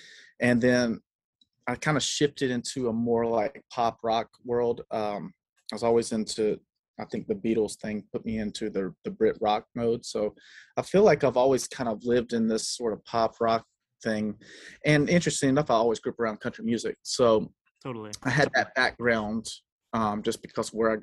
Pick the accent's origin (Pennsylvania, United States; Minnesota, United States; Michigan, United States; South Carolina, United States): South Carolina, United States; moved away; I grew up in South Carolina